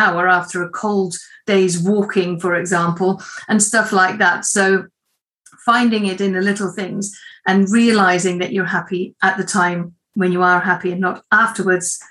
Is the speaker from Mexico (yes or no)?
no; Netherlands; moved away; I am from Holland, or the Netherlands, originally, but I've been here a long time now.